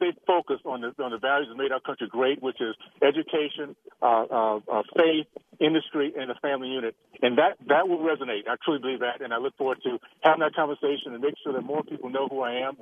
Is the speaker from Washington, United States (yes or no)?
no; Tallahassee, Florida, United States; now in Utah, United States; the values I grew up with in Tallahassee, Florida, back in the long ago, deep south